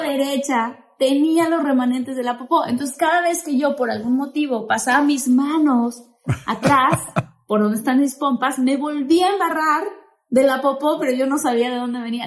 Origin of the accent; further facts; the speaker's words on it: Tabasco, Mexico; now in United States; yo que soy de Tabasco, que soy del sureste